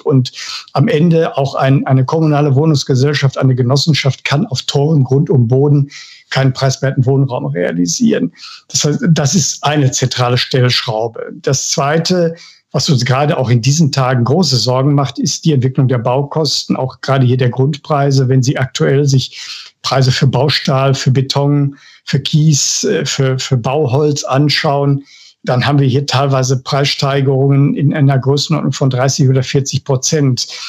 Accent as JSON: {"language": "German", "town": "Bochum", "region": "North Rhine-Westphalia", "country": "Germany", "said": "Ich komme aus dem Ruhrgebiet, ich bin Bochumer"}